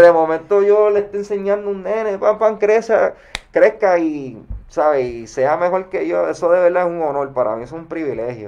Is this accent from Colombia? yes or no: no; Caguas, Puerto Rico; Mi adolescencia fue en Cagua en, en Cagua